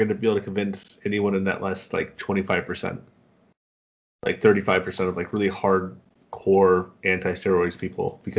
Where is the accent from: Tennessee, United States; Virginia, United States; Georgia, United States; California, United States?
California, United States; San Diego; I'm from San Diego, and I don't think San Diego's ever won anything.